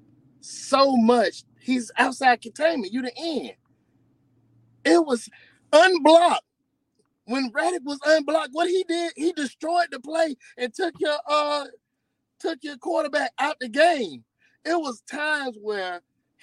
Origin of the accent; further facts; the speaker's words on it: Mississippi, United States; moved away as an adult; now in Georgia, United States; I'm in Georgia. I'm from Mississippi, but I've been staying in Georgia for the last 20 years.